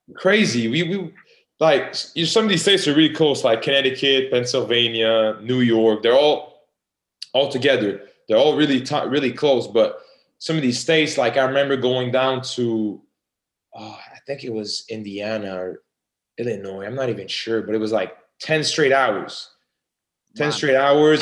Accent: Canada; I'm from Canada.

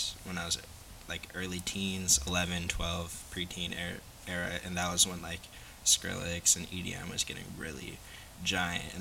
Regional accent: Seattle, Washington, United States; I'm definitely from Seattle. I'm from South Seattle

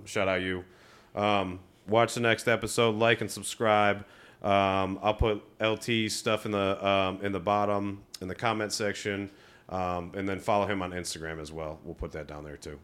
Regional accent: Rocky River, Ohio, United States; moved away; I come from Rocky River, Ohio. In twenty eleven or twelve, it was like the third least diverse city. That was when I graduated high school

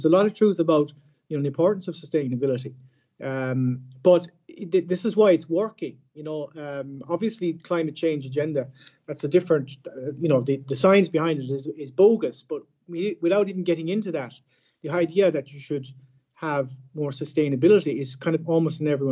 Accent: Ireland; now in France

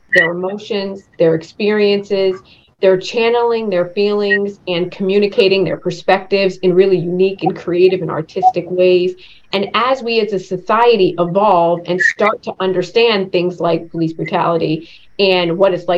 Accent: East Coast, United States; a young girl growing up on the East Coast

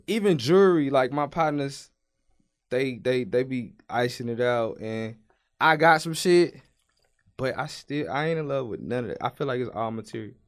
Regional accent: Brookshire, Texas, United States; I'm from Houston. Well, I'm from Brookshire, Texas, which is a small town that's outside of Houston

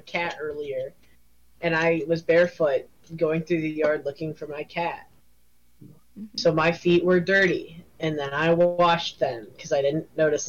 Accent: United States; I'm American

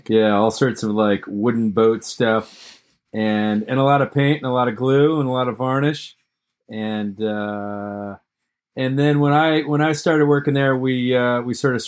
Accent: Massachusetts, United States; I'm 51 years old. I grew up in Massachusetts.

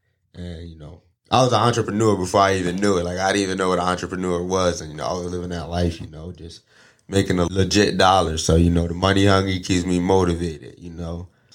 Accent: New Haven, Connecticut, United States; I was born in New Haven

